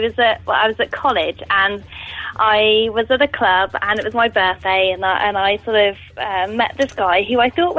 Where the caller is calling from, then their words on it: London, United Kingdom; I'm calling from London.